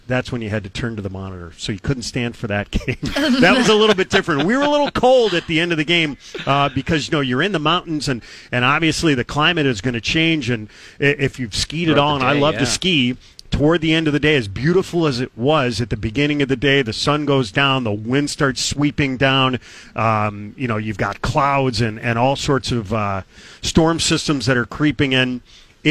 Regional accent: Chicago, Illinois, United States; now in Boston, United States; I grew up in Chicago

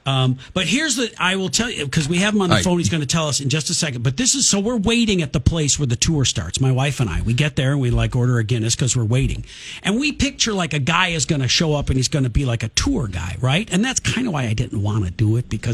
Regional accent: Blue Island, Illinois, United States; also born or lived in Evergreen Park, Illinois / Chicago; I was born in Blue Island, Illinois, and I grew up spending summers with my grandma in Evergreen Park

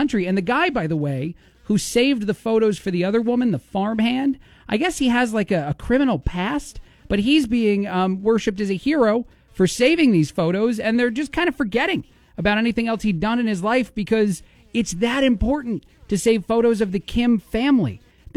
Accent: United States; I'm an American.

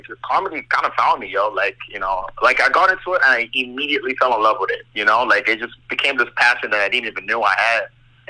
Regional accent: Fort McMurray, Alberta, Canada; also born or lived in Nigeria; I'm from Fort Mac, man. I grew up in Timberley.

